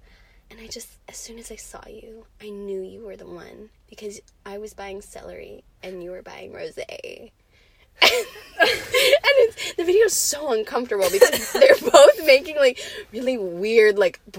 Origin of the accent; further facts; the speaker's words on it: California, United States; accent: California; California. My California accent is just...